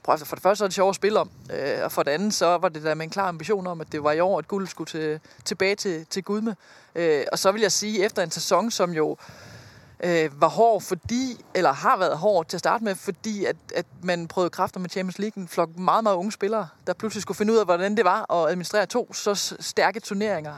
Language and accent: Danish; Denmark; som dansker